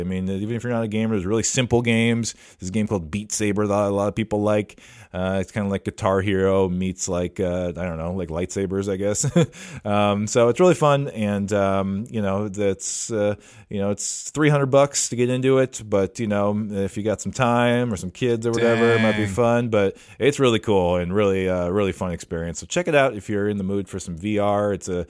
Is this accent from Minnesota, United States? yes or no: yes; Minnesota, United States; We grew up here in the Twin Cities, going to the same place